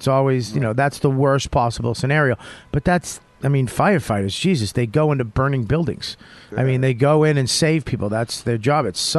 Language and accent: English; United States; That's why I fucking love being American.